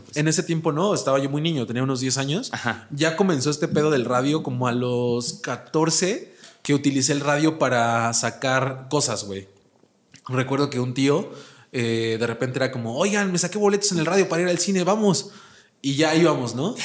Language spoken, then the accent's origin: Spanish; Puebla, Mexico; moved away as an adult; now in Mexico City, Mexico; yo que soy originario de Puebla